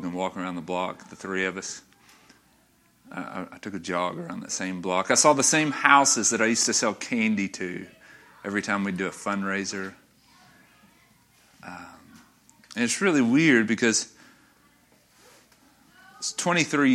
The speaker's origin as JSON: {"language": "English", "town": "North Little Rock", "region": "Arkansas", "country": "United States", "tie": "born or raised there", "said": "I grew up in North Little Rock. I grew up, first 16 and a half years of my life were in North Little Rock."}